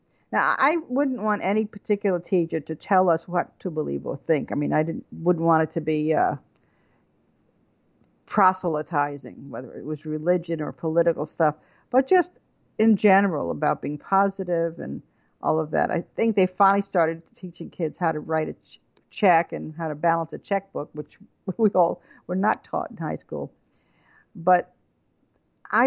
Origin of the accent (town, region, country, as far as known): Levittown, New York, United States; born or raised there; also born or lived in Brooklyn, New York